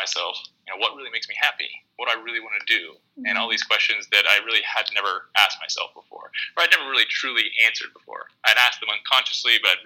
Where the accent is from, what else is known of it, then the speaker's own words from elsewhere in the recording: Pennsylvania, United States; moved away as an adult; now in San Diego, United States; I'm from Pennsylvania